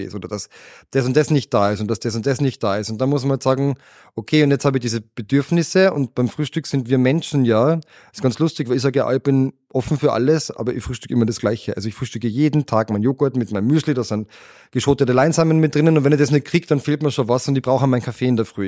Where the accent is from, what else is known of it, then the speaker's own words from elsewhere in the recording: Austria; wir als Österreicher